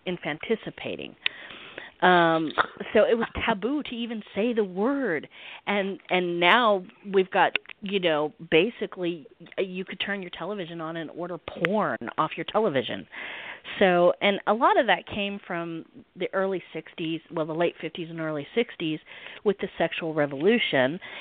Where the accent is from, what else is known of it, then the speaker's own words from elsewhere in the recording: the South, United States; I'm in the South, so I, I am a Southerner